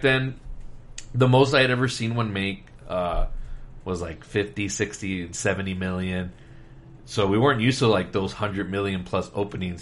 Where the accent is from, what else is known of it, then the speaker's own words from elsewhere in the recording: Laredo, Texas, United States; now in San Antonio, United States; I was born and raised in Laredo, Texas.